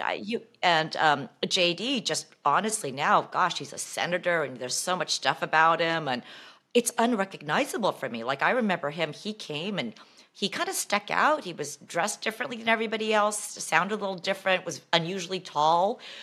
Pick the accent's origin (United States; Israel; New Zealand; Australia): United States; Bay Area, California; growing up in the Bay Area